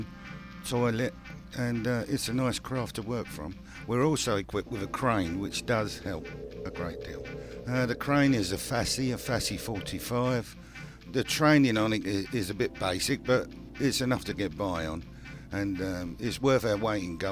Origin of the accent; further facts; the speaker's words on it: London, United Kingdom; I was born in Hackney Road.